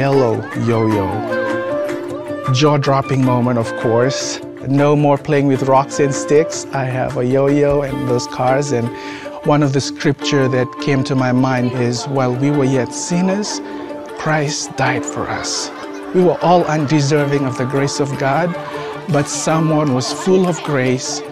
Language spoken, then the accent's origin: English; Fiji; moved away; I'm originally from the Fiji Islands